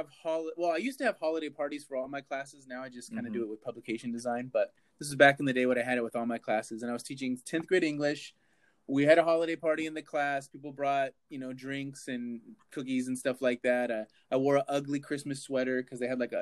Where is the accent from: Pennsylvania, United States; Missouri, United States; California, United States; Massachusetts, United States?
California, United States; Southern; I grew up in Southern California in a single parent household.